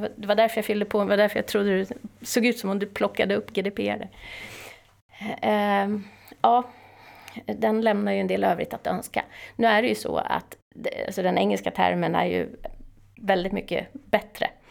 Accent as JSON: {"language": "Swedish", "town": "Täby", "region": "Stockholm County", "country": "Sweden", "said": "Jag är från Täby. Stockholmare."}